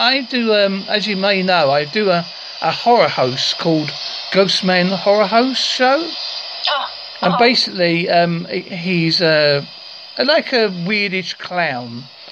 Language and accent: English; East of England, United Kingdom; now in Devon, United Kingdom; I'm originally from Essex, and my wife is from Cornwall, and I live in Devon, so I've got a mixture of...